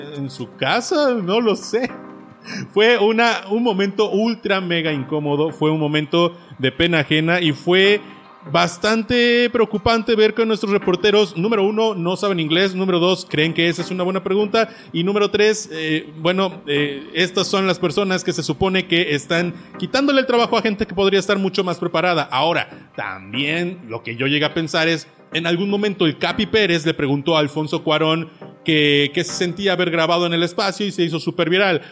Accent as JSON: {"language": "Spanish", "country": "Mexico", "said": "como mexicano"}